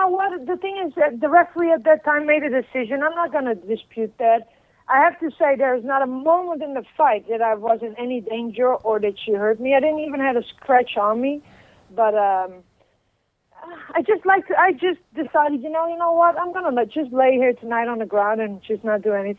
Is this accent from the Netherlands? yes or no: yes; Utrecht, Netherlands; English is a second language; Utrecht. That's in the center. It's close to Amsterdam. It's about 20 minutes away.